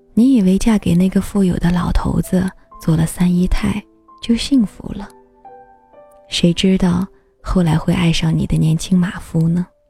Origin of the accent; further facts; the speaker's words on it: China; 在我们中国